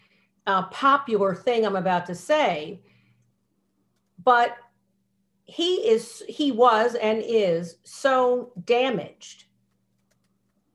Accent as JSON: {"language": "English", "country": "United States", "tie": "born or raised there", "said": "I'm American. I was born here."}